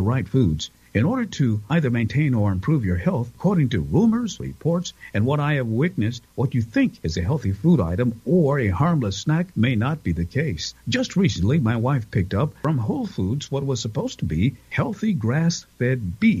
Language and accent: English; Cleveland, Ohio, United States; When I was growing up in Cleveland